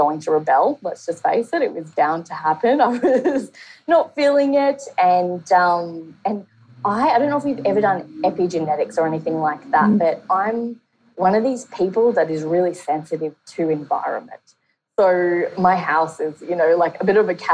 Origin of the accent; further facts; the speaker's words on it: Brisbane, Queensland, Australia; I'm from Brisbane, Australia